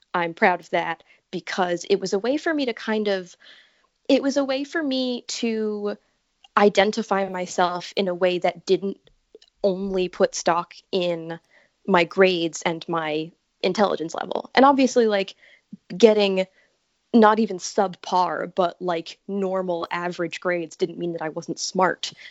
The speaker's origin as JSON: {"language": "English", "region": "Connecticut", "country": "United States", "said": "I am from Connecticut."}